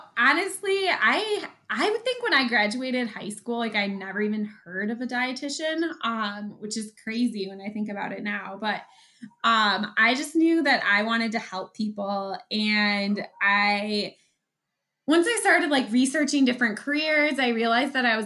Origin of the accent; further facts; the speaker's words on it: southern Wisconsin, United States; My husband and I are both from here. We both grew up here and our family's here